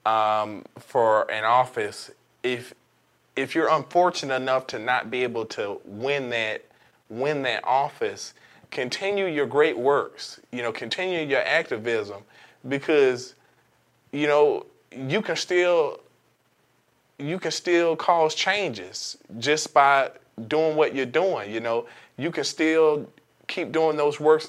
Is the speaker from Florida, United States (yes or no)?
yes; Sanford, Florida, United States; growing up in Sanford